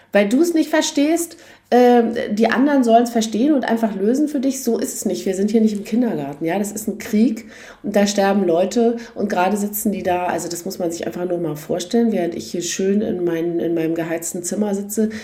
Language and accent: German; East Germany, Germany; als Ossi